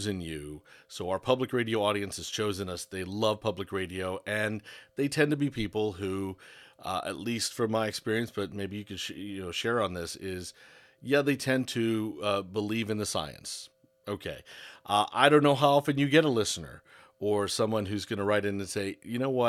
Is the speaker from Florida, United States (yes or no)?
yes; South Florida, United States; moved away as an adult; Growing up in Florida, growing up in South Florida